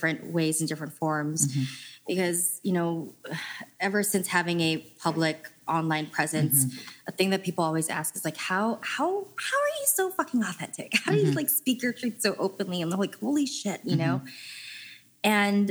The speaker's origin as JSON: {"language": "English", "town": "San Jose", "region": "California", "country": "United States", "tie": "born or raised there", "said": "I grew up in San Jose"}